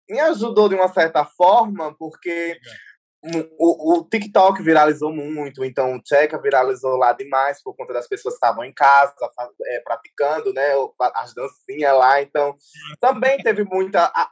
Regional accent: Maceió, Alagoas, Brazil; now in São Paulo, Brazil; Sempre, eu sempre priorizo Maceió, priorizo a minha cidade, priorizo o, a, a, é, o Jacintinho, que foi de onde eu surgir, que é o meu bairro.

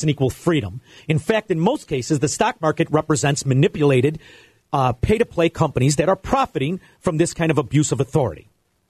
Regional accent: Melrose Park, Illinois, United States; I grew up in Melrose Park.

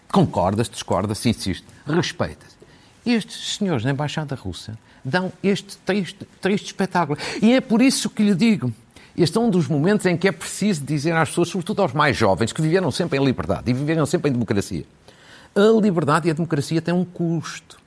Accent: Fafe, Norte, Portugal; born or raised there

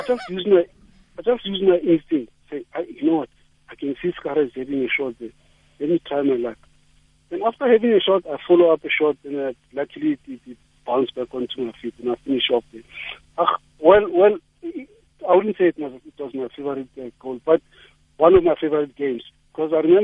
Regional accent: Johannesburg, Gauteng, South Africa; In Soweto, yeah, there's a pitch called Elka, just the other way from where I am

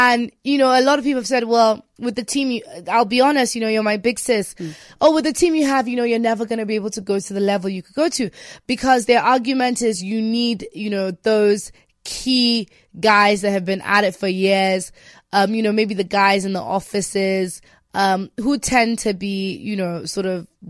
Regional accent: Nigeria; Structure is a big thing that I think we struggle with as Nigerians. And me being Nigerian, I've decided to actually, I'm going to be a good example.

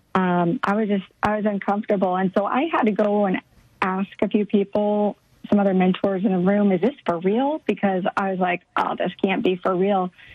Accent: Midwest, United States; moved away as an adult; now in Dallas Fort Worth, United States; I grew up in the Midwest with um, definitely traditional Midwest

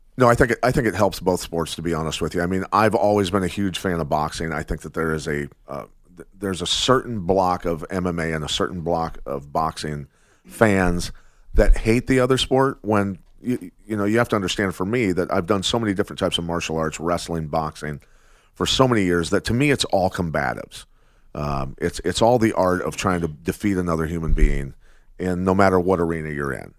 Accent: Iowa, United States; growing up in Iowa, a wrestler

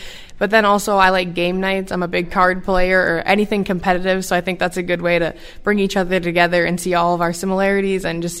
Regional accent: Mondovi, Wisconsin, United States; Yeah, I grew up in Mondovi, Wisconsin. … I grew up on my family's beef farm

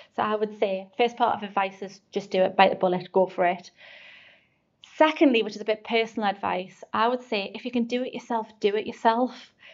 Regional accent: North East England, United Kingdom; accent: Geordie; I'm proud to be from the northeast. I've never tried to change my accent.

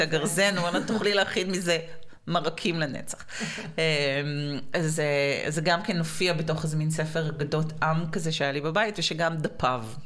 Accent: Israel; לנו כישראלים אה, ודוברי עברית

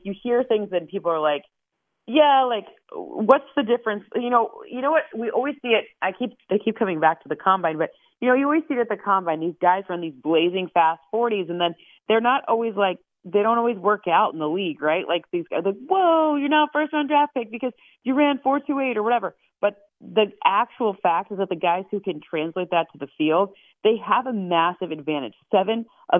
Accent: Michigan, United States; I'm from Michigan

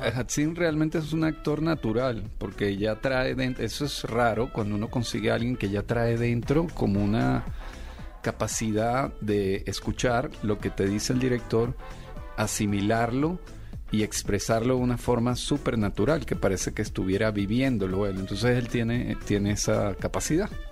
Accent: Venezuela; now in Mexico; yo soy venezolano, a pesar de que tengo 20, años ya viviendo en México

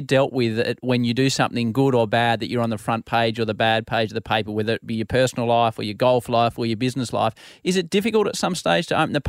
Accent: Australia; love our country and I couldn't be more proud to be Australian.

